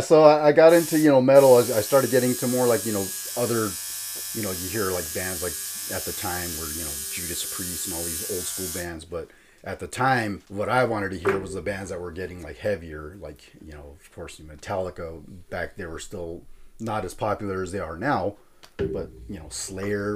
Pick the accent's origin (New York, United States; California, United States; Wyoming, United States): California, United States; Fillmore; also born or lived in Santa Paula; now in Lancaster, United States; I grew up in Fillmore